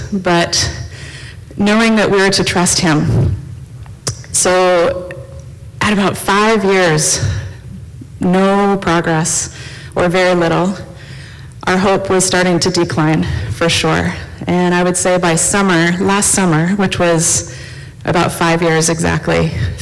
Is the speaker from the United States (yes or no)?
yes; United States; moved away as an adult; also born or lived in East and Central Africa; now in Red Deer, Canada; I'm originally from the States